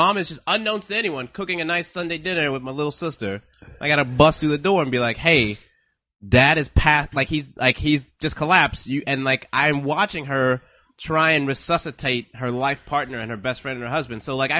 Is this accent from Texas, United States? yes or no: yes; Houston, Texas, United States; born or raised there